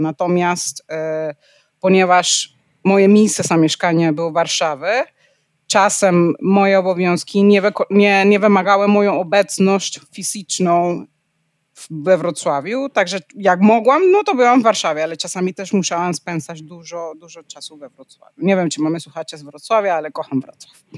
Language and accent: Polish; Panama; Polish is a second language; also born or lived in Netherlands; now in Poland; pochodzę z Panamy